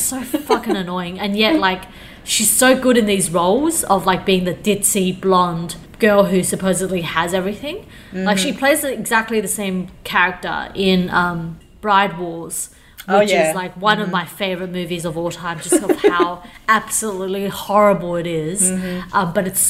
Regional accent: Changhua, Changhua County, Taiwan; now in Australia; I'm from Zhanghua. Helen and I, our family are from Zhanghua.

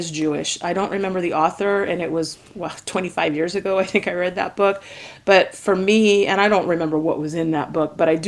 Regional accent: Jamaica; I'm Jamaican. And so, you know, Jamaica is a little island in the Caribbean

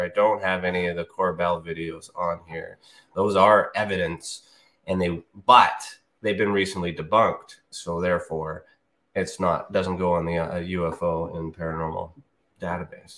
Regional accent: Canada; I'm Canadian

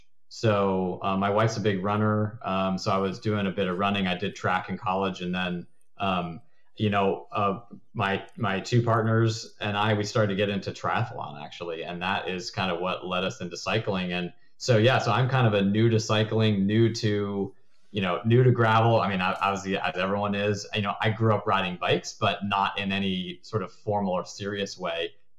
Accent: Connecticut, United States; No, I'm from Connecticut, actually, originally. So I think that in the U.S., that's one of the places where there's not really an accent.

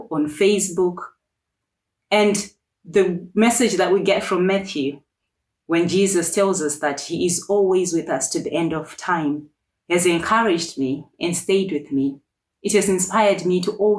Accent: Birmingham, West Midlands, United Kingdom; moved away as an adult; now in Durham, United Kingdom; I am from Birmingham, which is where my family lives.

